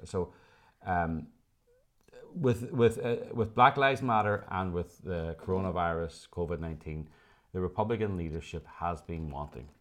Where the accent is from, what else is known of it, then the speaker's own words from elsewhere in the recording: Ireland; now in Los Angeles, United States; as Irish people